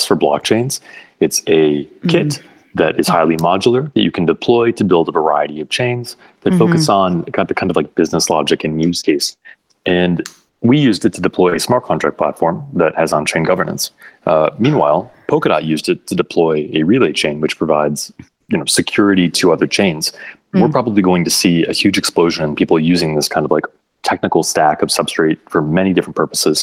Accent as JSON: {"language": "English", "region": "Michigan", "country": "United States", "tie": "born or raised there", "said": "I ran briefly for office after college in my home state of Michigan here in the United States"}